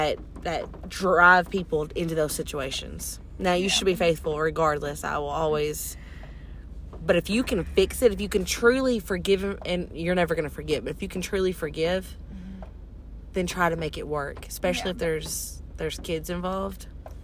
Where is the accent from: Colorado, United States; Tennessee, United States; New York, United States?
Tennessee, United States; Chattanooga; We're all from Chattanooga originally.